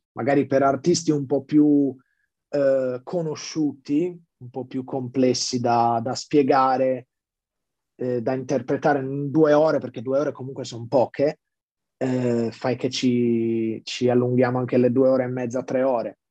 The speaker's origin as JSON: {"language": "Italian", "town": "Sassari", "region": "Sardinia", "country": "Italy", "tie": "born or raised there", "said": "sono nato a Sassari"}